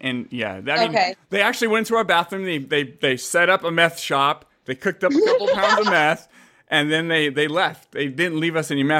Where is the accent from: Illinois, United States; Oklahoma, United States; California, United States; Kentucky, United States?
California, United States; San Jose; moved away as an adult; now in Fresno, United States; I was actually born and raised in San Jose, Santa Clara, Bay Area, San Francisco up there.